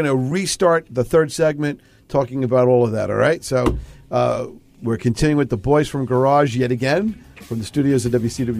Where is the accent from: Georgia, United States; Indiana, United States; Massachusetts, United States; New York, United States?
New York, United States; New York City; I remember growing up in Queens, Arnold Schwarzenegger did a movie in my neighborhood.